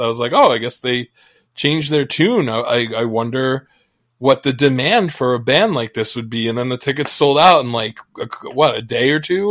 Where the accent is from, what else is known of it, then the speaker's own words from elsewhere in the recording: United States; as an American fan